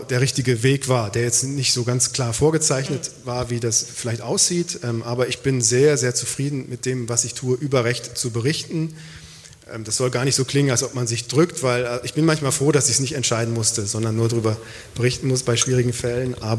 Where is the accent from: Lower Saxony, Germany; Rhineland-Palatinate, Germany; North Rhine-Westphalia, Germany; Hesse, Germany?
North Rhine-Westphalia, Germany; Aachen; now in Freiburg, Germany; Ich bin aufgewachsen in Aachen, ein paar Mal mhm. umgezogen, aber ähm, in Aachen habe ich Abitur gemacht, dann Zivildienst.